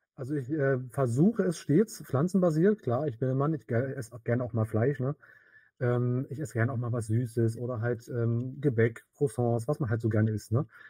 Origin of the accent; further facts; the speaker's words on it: Berlin, Germany; komme aus Berlin